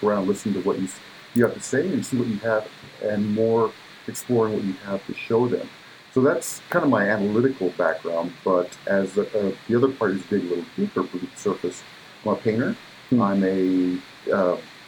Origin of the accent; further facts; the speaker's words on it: Parker, Arizona, United States; also born or lived in Mexico; I was born in Mexico, and I came to the U.S. when I was 3, and I grew up in Western Arizona, on near Parker, on the Colorado River Indian Reservation